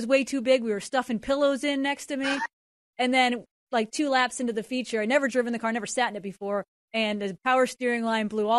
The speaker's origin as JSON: {"language": "English", "region": "Massachusetts", "country": "United States", "said": "I'm from Massachusetts"}